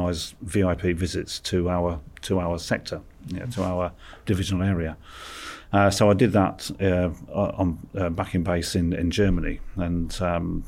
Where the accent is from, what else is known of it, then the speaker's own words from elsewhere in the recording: Lincolnshire, East Midlands, United Kingdom; So I was born and brought up in Lincolnshire